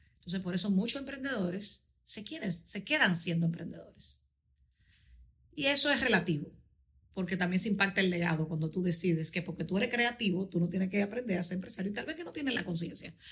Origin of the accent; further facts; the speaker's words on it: Dominican Republic; yo soy una eh, em, embajadora del mundo que nació en Dominicana.